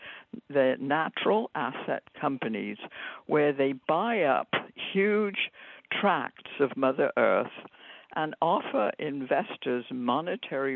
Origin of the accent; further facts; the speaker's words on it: United Kingdom; moved away; I grew up in Britain at a time when it was still